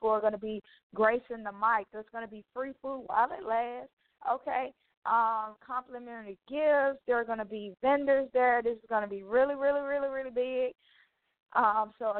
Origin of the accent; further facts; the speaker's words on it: Mobile, Alabama, United States; Mobile, Alabama, my hometown city